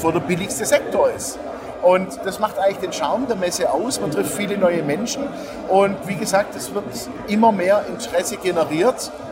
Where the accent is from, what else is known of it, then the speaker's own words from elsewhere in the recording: Stuttgart, Baden-Württemberg, Germany; moved away; Stuttgart ist äh, meine Geburtsstadt, ja, habe ich ja auch lange, lange genug gelebt und ähm, jetzt immer wieder schön mal heimzukommen